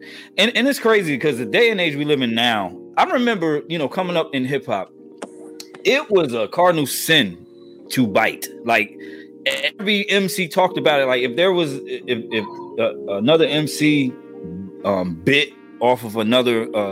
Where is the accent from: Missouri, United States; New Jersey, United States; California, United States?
New Jersey, United States; my home state of New Jersey